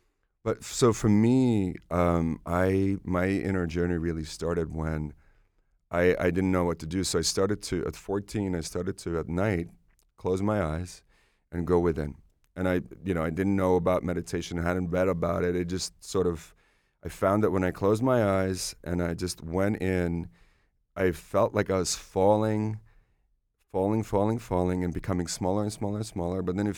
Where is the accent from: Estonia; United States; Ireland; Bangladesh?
Estonia; born there; English is a second language; moved away; I was born in Soviet Union. Estonia was Soviet Union at the time.